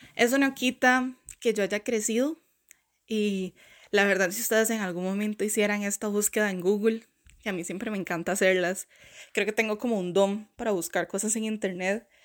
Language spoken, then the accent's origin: Spanish; Costa Rica; moved away as an adult; now in Canada; Vengo de esa tierra del pura vida